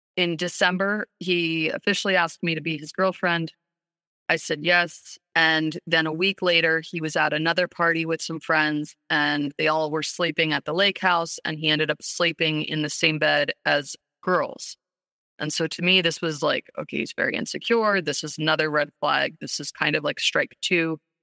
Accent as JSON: {"language": "English", "town": "New York City", "region": "New York", "country": "United States", "tie": "born or raised there", "said": "we grew up in New York City"}